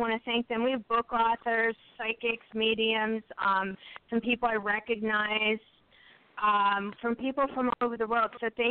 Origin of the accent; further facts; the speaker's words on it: Pittsburgh, Pennsylvania, United States; moved away; I'm originally from Pittsburgh and area